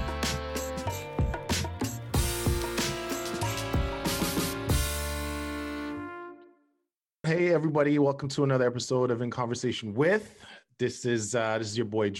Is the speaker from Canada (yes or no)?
yes; Toronto, Ontario, Canada; I'm from Toronto